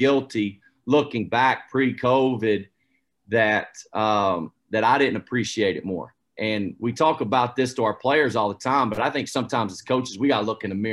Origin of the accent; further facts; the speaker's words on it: United States; moved away; I grew up about an hour away from Asheville